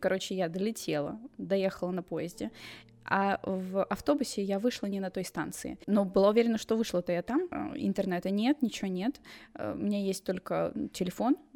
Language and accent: Russian; England, United Kingdom; Russian is a second language; я, я из Англии